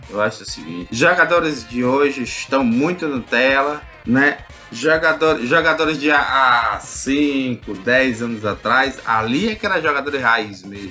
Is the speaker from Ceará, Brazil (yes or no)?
yes; Fortaleza, Ceará, Brazil; eu como cearense nato e cearense da Gema, eu sou um puta leonense, fortalezense